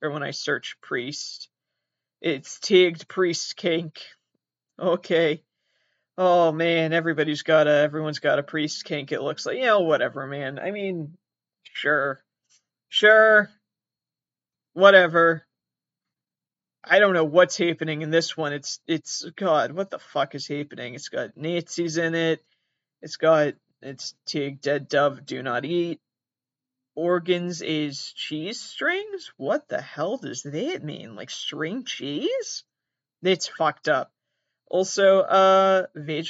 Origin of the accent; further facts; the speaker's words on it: Massachusetts, United States; I'm from Massachusetts. Here we call it soccer